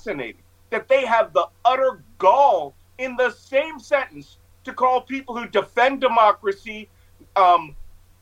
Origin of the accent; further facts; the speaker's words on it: Philadelphia, Pennsylvania, United States; I'm a Philadelphian